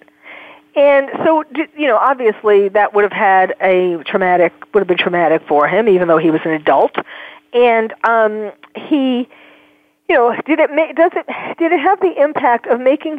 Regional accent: New York, United States; I'm from New York, and I know, born and raised in New York

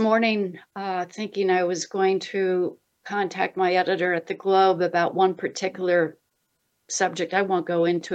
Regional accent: Blue Hill, Maine, United States; now in Massachusetts, United States; I was born actually in Blue Hill, Maine.

